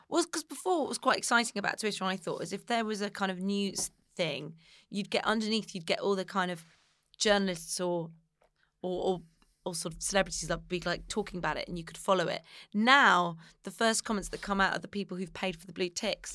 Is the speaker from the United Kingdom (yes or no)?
yes; Somerset, South West England, United Kingdom; I'm from Somerset